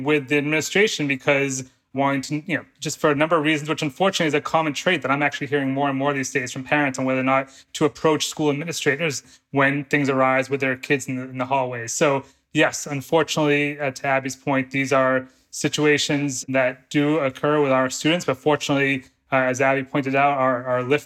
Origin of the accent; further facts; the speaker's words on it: Danvers, Massachusetts, United States; I grew up in Danvers, Mass., about 20 minutes north of Boston.